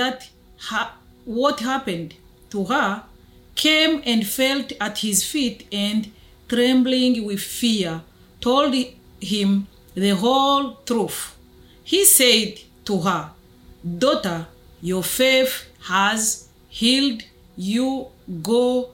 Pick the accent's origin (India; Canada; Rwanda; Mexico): Rwanda; I'm from Rwanda in Africa.